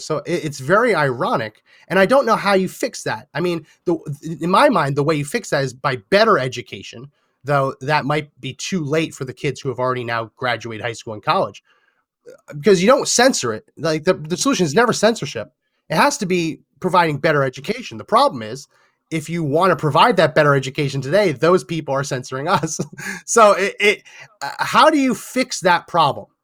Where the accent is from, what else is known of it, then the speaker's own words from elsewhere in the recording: New Jersey, United States; I was born and raised in New Jersey